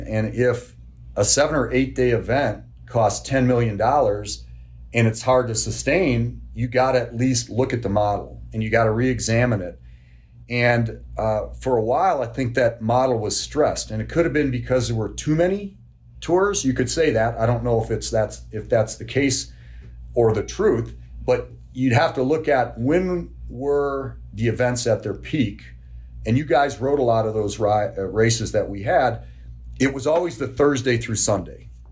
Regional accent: Kenosha, Wisconsin, United States; I grew up in Kenosha, Wisconsin

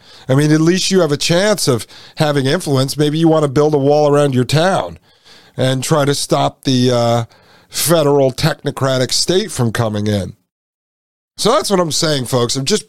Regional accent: Brooklyn, New York, United States; put you in the trunk of my car because I grew up in Brooklyn.

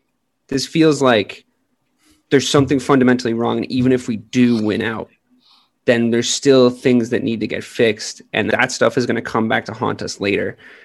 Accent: Massachusetts, United States; I'm a Celtics fan, but, and you know, and I'm from Massachusetts.

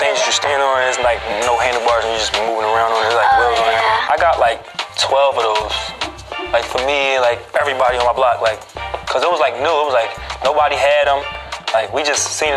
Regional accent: Philadelphia, Pennsylvania, United States; I'm from Philly

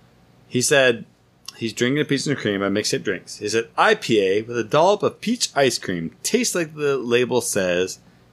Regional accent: United States; moved away; As an American

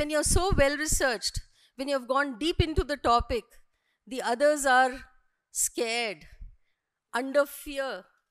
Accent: India; Just not because we are an Indian. It is not that just. We are Indians.

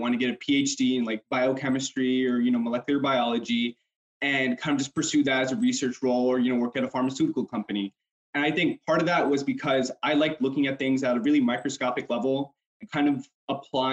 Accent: New York City, New York, United States; Grew up in Corona, which is a pretty Hispanic neighborhood

